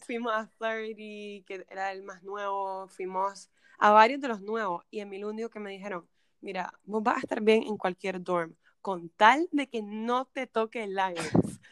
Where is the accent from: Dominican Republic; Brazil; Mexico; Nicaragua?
Nicaragua; moved away as an adult; now in United States; soy de Nicaragua